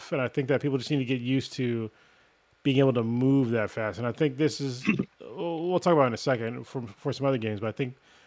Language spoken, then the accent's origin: English; United States; first language English; I'm an American.